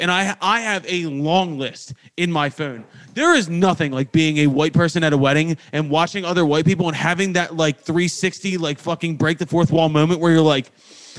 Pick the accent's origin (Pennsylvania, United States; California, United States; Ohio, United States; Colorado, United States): Pennsylvania, United States; Philadelphia; my hometown of Philadelphia.